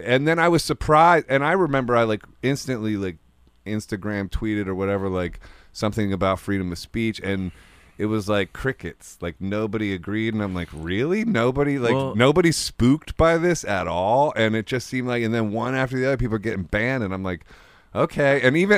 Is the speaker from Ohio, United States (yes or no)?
yes; Akron, Ohio, United States; Oh, yeah. I'm from Ohio